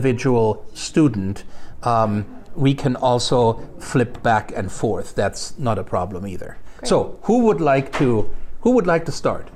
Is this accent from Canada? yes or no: no; Germany; English is a second language; moved away as an adult; now in Missoula, United States; I was born and raised in Germany